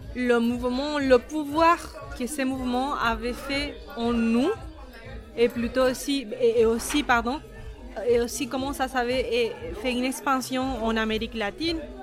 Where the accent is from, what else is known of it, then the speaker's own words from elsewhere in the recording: Argentina; now in France; je viens d'Argentine.